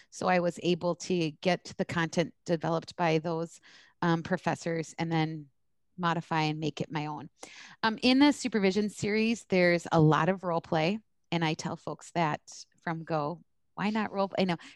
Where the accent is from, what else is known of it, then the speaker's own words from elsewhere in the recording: East Coast, United States; yeah, I'm from the East Coast. I'm Arab.